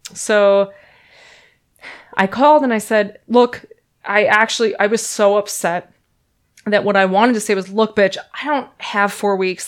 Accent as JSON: {"language": "English", "region": "Minnesota", "country": "United States", "moved": "as an adult", "lives_now": "San Francisco Bay Area, United States", "said": "I'm from Minnesota"}